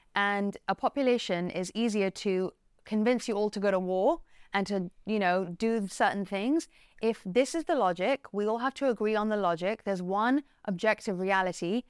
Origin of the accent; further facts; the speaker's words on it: England, United Kingdom; I'm English